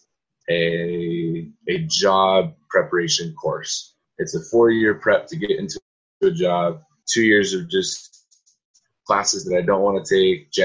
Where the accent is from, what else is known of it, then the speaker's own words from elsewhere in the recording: Salt Lake City, Utah, United States; now in Cedar City, United States; I'm from Salt Lake area, so I came down to Cedar City about 4 hours away